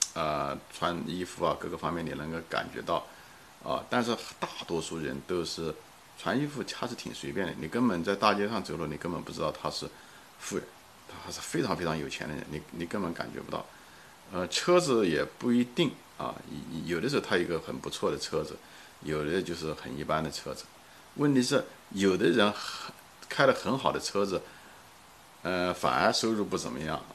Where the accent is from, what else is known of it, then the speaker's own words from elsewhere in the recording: China; moved away; 他知道我是个中国人